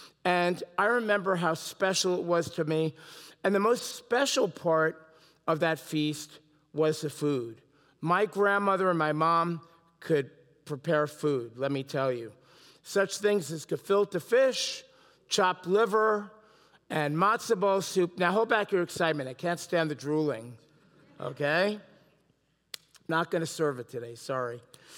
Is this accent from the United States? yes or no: yes; New York City, New York, United States; was very special to me as I was growing up as a boy in New York City. Now, I bet you couldn't tell, I'm originally from New York, right?